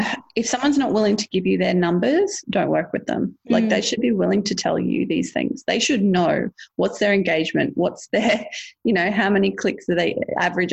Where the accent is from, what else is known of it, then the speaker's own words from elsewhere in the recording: Australia; as an Australian